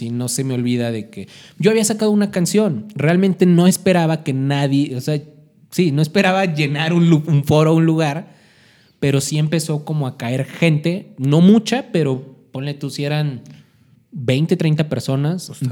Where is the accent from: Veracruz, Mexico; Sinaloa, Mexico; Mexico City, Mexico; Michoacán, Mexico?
Mexico City, Mexico; De, oye, es que vengo de la Ciudad de México y escribí esta canción que acaba de salir